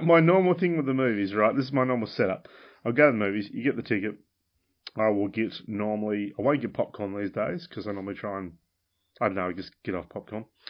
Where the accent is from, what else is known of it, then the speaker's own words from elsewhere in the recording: Launceston, Penguin, Tasmania, Australia; I moved from Launceston to Penguin